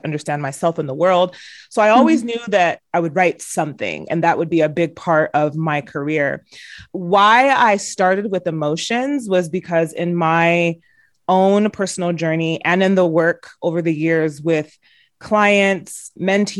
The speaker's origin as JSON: {"language": "English", "country": "United States", "tie": "born or raised there", "said": "My siblings and I were the first generation to, you know, to be born and raised in the United States"}